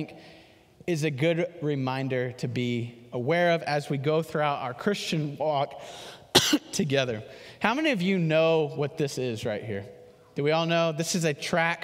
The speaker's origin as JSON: {"language": "English", "town": "Houston", "region": "Texas", "country": "United States", "tie": "born or raised there", "said": "I'm from Houston, and there was 10 of us that lived in this subdivision together"}